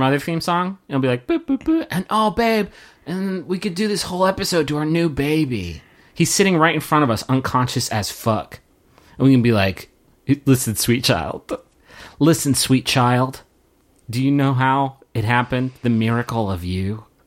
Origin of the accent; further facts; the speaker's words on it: Huntington, West Virginia, United States; moved away as an adult; now in Austin, United States; Huntington, West Virginia, my hometown